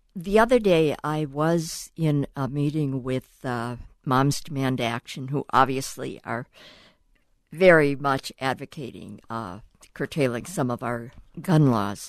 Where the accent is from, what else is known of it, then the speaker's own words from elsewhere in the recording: Cleveland, Ohio, United States; I grew up actually in Cleveland, Ohio, in my backyard was a huge railroad yard